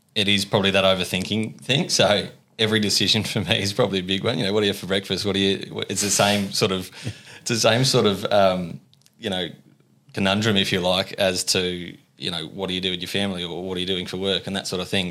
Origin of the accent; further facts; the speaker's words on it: Ulverstone, Tasmania, Australia; moved away as an adult; also born or lived in Melbourne; born and bred, uh, Ulverston boy.